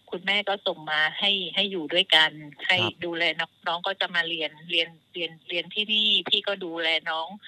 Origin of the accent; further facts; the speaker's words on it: Phang Nga, Thailand; moved away as an adult; now in Prachuap Khiri Khan, Thailand; พื้นเพเลยเนี่ยเกิดที่จังหวัดพังงาค่ะ